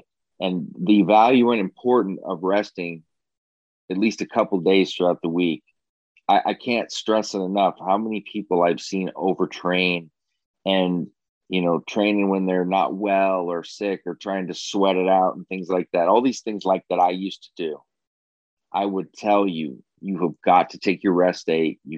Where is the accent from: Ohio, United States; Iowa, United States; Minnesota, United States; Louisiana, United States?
Iowa, United States; I was from Iowa